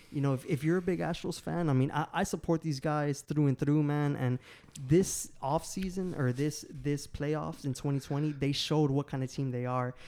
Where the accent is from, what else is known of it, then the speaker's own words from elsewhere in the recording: Houston, Texas, United States; I'm from Houston, Texas, born and raised